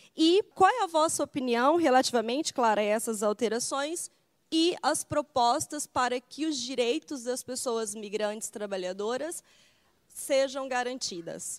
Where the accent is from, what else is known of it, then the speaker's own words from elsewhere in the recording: Brazil; moved away as an adult; now in Lisbon, Portugal; venho do Brasil, mas aqui resido há 10 anos